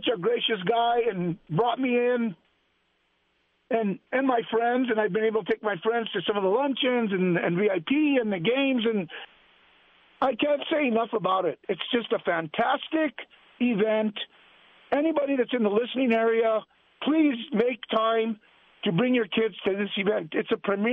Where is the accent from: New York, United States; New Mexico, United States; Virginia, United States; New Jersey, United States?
New Mexico, United States; Albuquerque; I'm a kid from the Norte